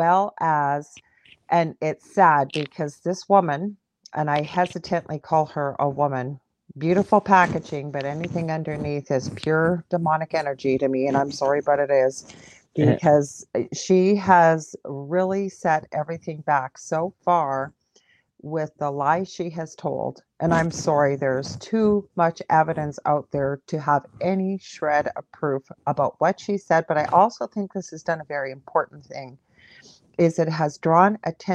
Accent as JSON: {"language": "English", "country": "Canada", "said": "We're both Canadian."}